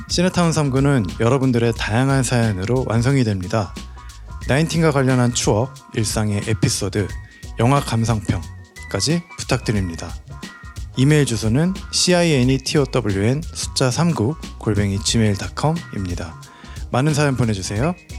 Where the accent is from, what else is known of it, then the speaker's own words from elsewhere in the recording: Jeolla, South Korea; 전라도 대표 …입니다